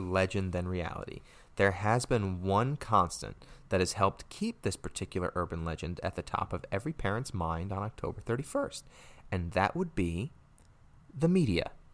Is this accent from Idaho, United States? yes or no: no; Connecticut, United States; my home state of Connecticut